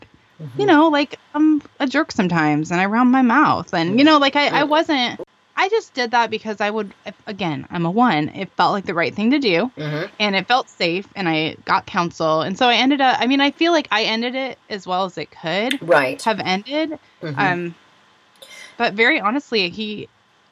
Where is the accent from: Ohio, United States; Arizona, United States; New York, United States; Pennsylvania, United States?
Arizona, United States; moved away as an adult; now in California, United States; I'm from Arizona